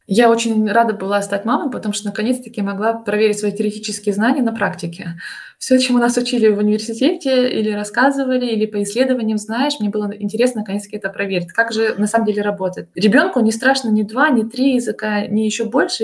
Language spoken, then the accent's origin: Russian; Russia; first language Russian; moved away as an adult; now in Germany; по акценту слышно, что я из России